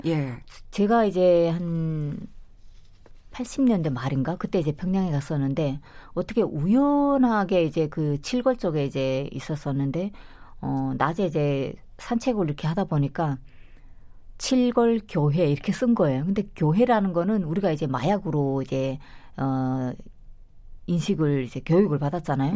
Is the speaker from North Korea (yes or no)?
yes; North Korea; now in South Korea; 저도 탈북할 때